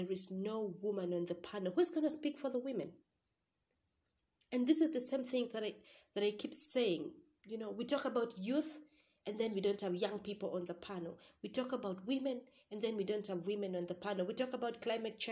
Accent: Uganda; I'm from Uganda

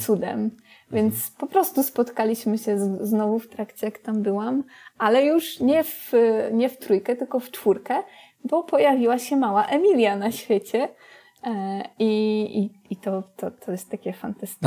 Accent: Poland

